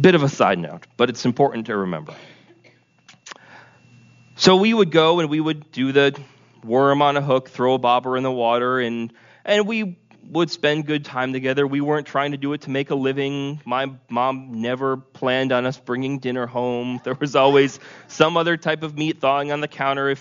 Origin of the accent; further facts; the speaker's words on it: Vermont, United States; growing up in Vermont